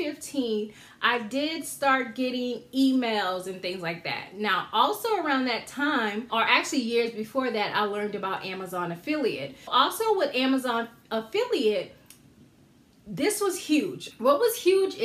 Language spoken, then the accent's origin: English; Georgetown, South Carolina, United States; moved away; I'm from a town called Georgetown, South Carolina, where they have the International Paper Mill. I grew up on a street right down from the paper mill.